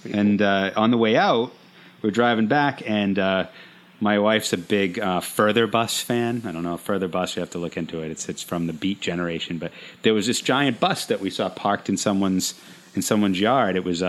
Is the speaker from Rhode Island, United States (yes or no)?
yes; Rhode Island, United States; And we're originally from Rhode Island, and we're here just to visit.